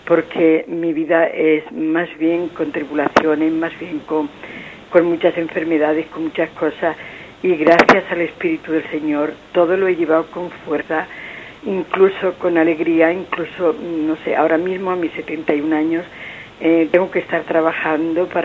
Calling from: Madrid, Community of Madrid, Spain; llamo desde Madrid.

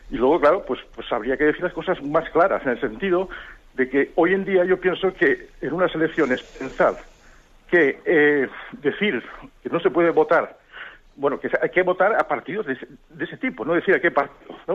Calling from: Almería, Andalusia, Spain; de Almería.

